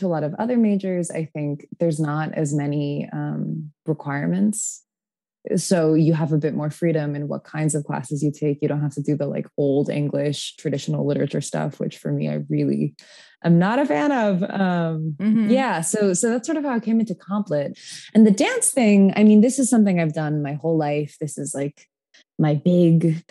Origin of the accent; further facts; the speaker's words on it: Tacoma, Washington, United States; moved away; I'm from Tacoma, Washington, originally.